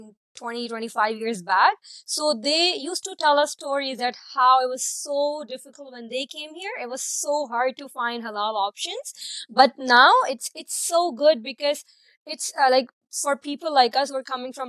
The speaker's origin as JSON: {"language": "English", "town": "Karachi", "region": "Sindh", "country": "Pakistan", "moved": "as an adult", "lives_now": "Toronto, Canada", "said": "I'm from Pakistan. I'm from Karachi."}